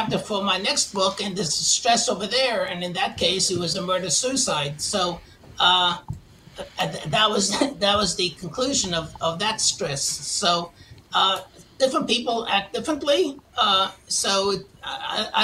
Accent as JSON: {"language": "English", "town": "New York City", "region": "New York", "country": "United States", "tie": "born or raised there", "moved": "as an adult", "said": "if you can't tell from my accent, I'm from originally from Queens, New York"}